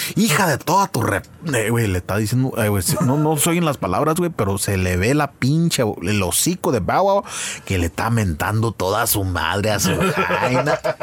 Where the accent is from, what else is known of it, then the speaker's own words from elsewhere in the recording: Santa Ana, California, United States; Somos del oeste de Santana